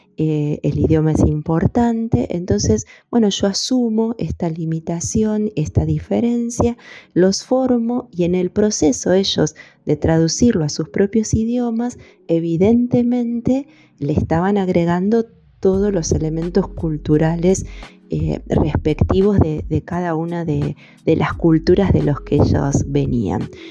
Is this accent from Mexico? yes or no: no; Argentina; also born or lived in Fiji; uno de los tantos pueblos originarios en mi país, el pueblo mapuche